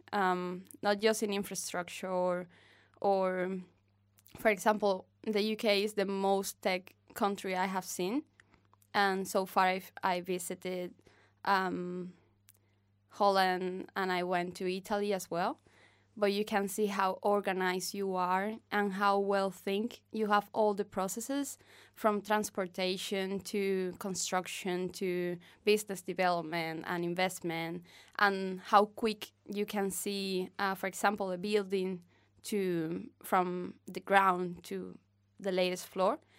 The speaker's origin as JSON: {"language": "English", "region": "Havana", "country": "Cuba", "tie": "born or raised there", "second_language": "English", "said": "I'm from Havana. I have lived in three neighborhoods of Havana."}